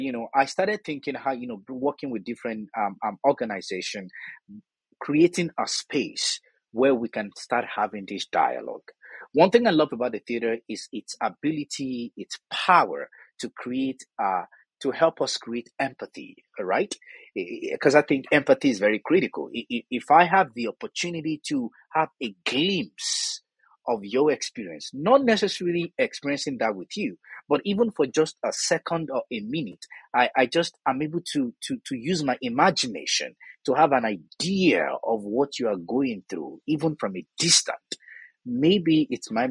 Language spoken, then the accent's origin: English; Southwest Nigeria, Nigeria; accent: Yoruba; moved away as an adult; also born or lived in Jos, Nigeria; now in Canada; I am originally from Nigeria, moving from one place to another has always been a part of my own life. I was born in southwest part of Nigeria